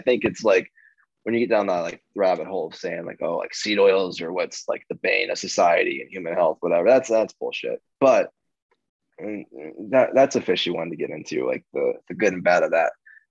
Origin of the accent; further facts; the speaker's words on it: Radford, Virginia, United States; Yeah, Radford, Virginia.